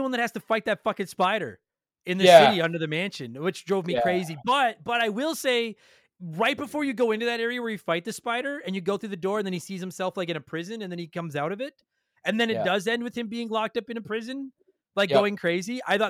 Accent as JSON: {"language": "English", "country": "Canada"}